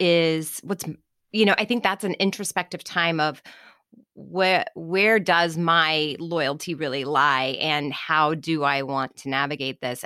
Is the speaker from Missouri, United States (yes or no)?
yes; Kansas City, Missouri, United States; I grew up in Kansas City